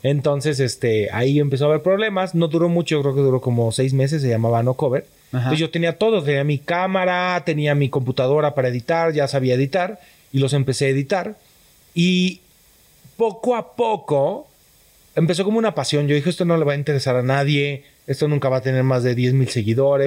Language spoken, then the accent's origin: Spanish; Tepatitlán de Morelos, Jalisco, Mexico; moved away as an adult; nací en Tepatitlán de Morelos, Jalisco